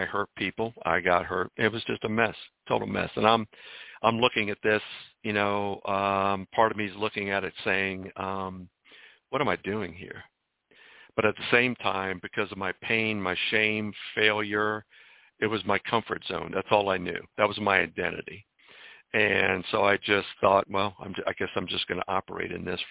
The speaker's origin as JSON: {"language": "English", "town": "Washington", "region": "District of Columbia", "country": "United States", "tie": "born or raised there", "also_born_or_lived": "Mount Rainier, Maryland", "said": "I was born in Washington, D.C., and my dad was a minister just over the border in a little town called Mount Rainier. Grew up in a church home"}